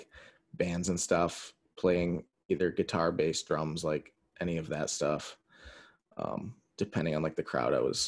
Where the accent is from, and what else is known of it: West Branch, Michigan, United States; born or raised there; also born or lived in Dearborn, Michigan